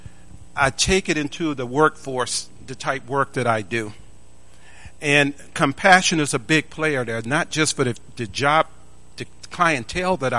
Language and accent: English; Tuscaloosa, Alabama, United States; I was born a poor black kid in Tuscaloosa, Alabama